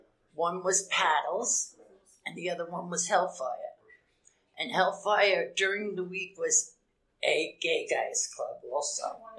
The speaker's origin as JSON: {"language": "English", "region": "East Coast", "country": "United States", "said": "I'm from the East Coast, and there was a place called Kinks there."}